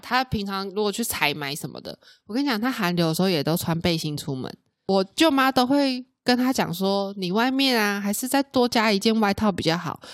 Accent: central Taiwan, Taiwan; moved away as an adult; also born or lived in Taoyuan; now in Hsinchu, Taiwan; 以前我也是在中部长大的小孩啦

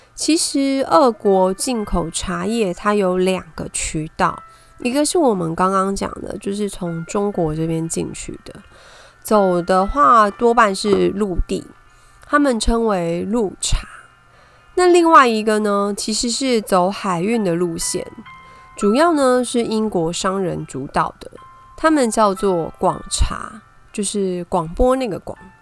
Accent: Taipei, Taiwan; 我是台北人

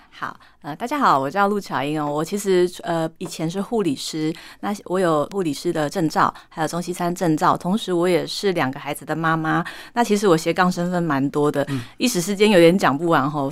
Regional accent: southern Taiwan, Taiwan; moved away as an adult; now in Taipei, Taiwan; 我是土生土长的南部小孩嘉义人

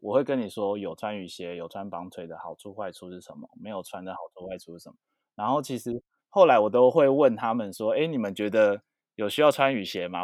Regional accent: Taipei, Taiwan; 是哦，我也是台北人

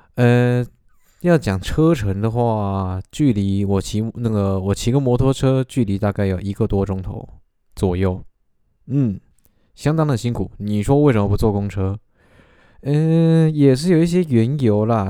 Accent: Taiwan; 林北喜台湾郎，但是我不太会讲台语

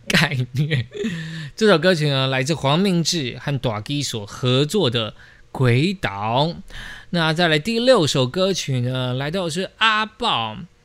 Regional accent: Taiwan; 我们就是土生土长台湾人

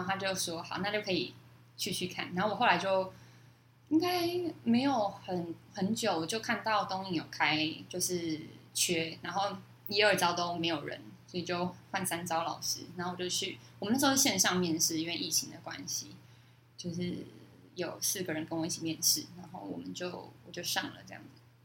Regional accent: Yonghe, New Taipei, Taiwan; moved away as an adult; now in Dongyin, Taiwan; 之前住在永和

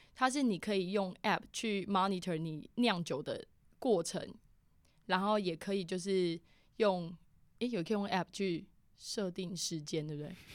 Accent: Keelung, Taiwan; 我老家基隆那边

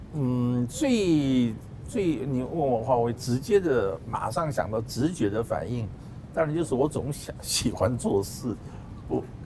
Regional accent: South Korea; now in Taiwan; 我是在韩国出生嘛

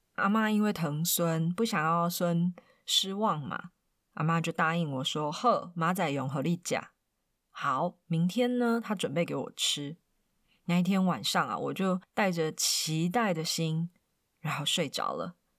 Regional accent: central Taiwan, Taiwan; moved away as an adult; also born or lived in Perth, Australia; 像我是中部人

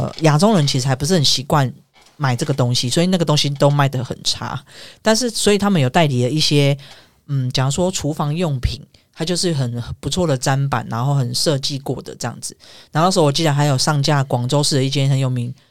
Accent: Taiwan; moved away as an adult; also born or lived in Huizhou, Guangdong / Panyu, Guangzhou; 那时候我们算是台湾人嘛

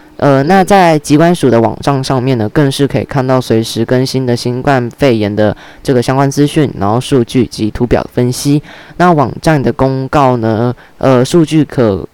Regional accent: Taiwan; 那我们台湾人是不是都比较？

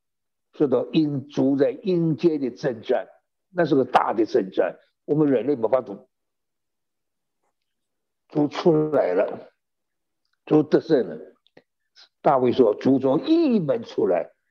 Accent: China; 犹太人的算法跟我们中国人不一样

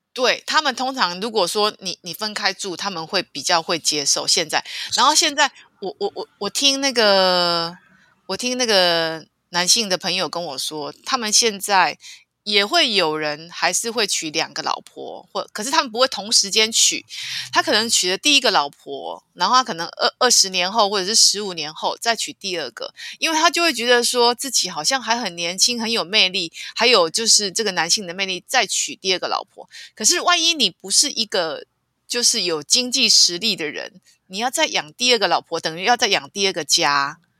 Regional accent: Taiwan; 我的家乡台湾的山都是绿色的

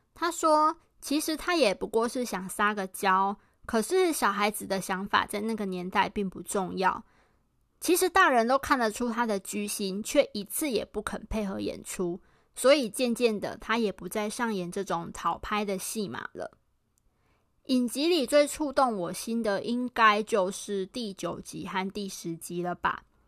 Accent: Pingtung, Pingtung County, Taiwan; moved away as an adult; also born or lived in Tainan / Taipei; 虽然我是台南人，但我从小是在屏东长大的

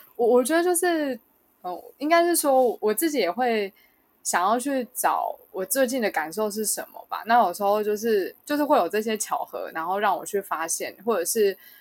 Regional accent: Kaohsiung, Taiwan; now in New Taipei, Taiwan; 我家乡是在高雄，但我刚好说我工作是在新北

